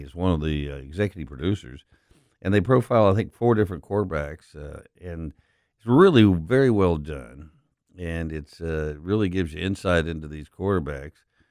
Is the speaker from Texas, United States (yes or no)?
yes; Odessa, Texas, United States; now in Memphis, United States; I grew up in Odessa, Texas